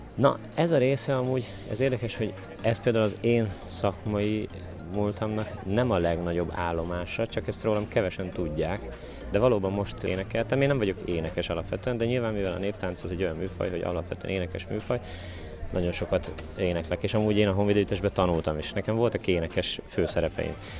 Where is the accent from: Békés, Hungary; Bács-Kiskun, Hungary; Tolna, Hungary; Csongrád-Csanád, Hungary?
Tolna, Hungary; Dunaföldvár; Dóna Feldvári, lakós